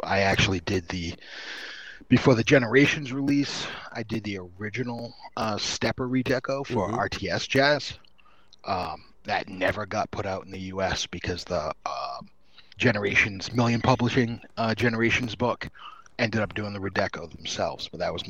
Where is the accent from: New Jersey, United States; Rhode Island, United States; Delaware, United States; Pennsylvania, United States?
Rhode Island, United States; Pawtucket; I grew up in Pawtucket, so I'm pretty familiar.